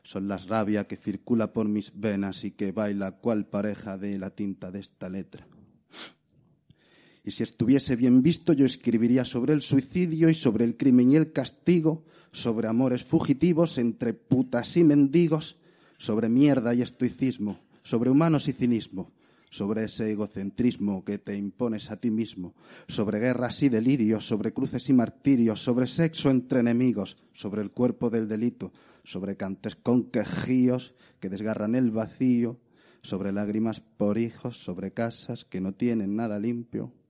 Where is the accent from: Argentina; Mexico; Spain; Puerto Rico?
Spain; Granada, Andalusia; soy de Granada.